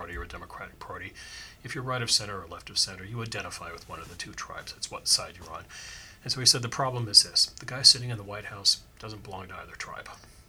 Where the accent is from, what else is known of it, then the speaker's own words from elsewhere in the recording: Washington, District of Columbia, United States; I was born in Washington, D.C., so I'm a swamp creature, too.